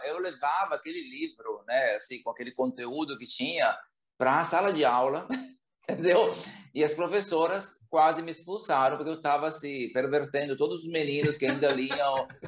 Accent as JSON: {"language": "Portuguese", "town": "Bergamo", "region": "Lombardy", "country": "Italy", "tie": "born or raised there", "second_language": "Portuguese", "moved": "as an adult", "lives_now": "Brazil", "said": "Bergamo, né, que é a cidade onde eu cresci"}